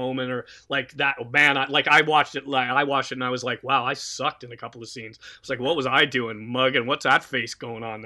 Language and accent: English; Canada; us being Canadian